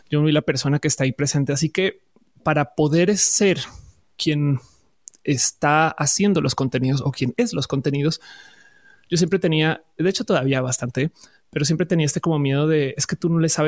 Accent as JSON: {"language": "Spanish", "country": "Colombia", "also_born_or_lived": "Buenos Aires, Argentina / Caracas, Venezuela / Santa Cruz de la Sierra, Bolivia / Florida, United States", "said": "O sea, yo soy colombiana, pero también puedo decir que tuve casas en eh, Argentina, en Caracas, en Argentina, sí, exacto, en Buenos Aires, en Caracas, en Santa Cruz de la Sierra, en Bolivia."}